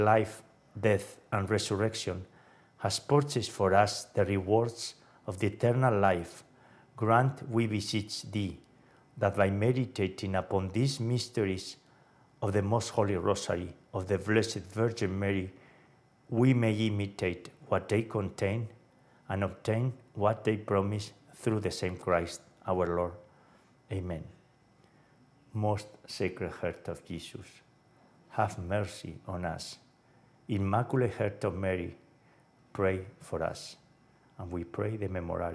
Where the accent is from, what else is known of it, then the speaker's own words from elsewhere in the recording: hometown of Francis Xavier, Navarre, Spain; from my hometown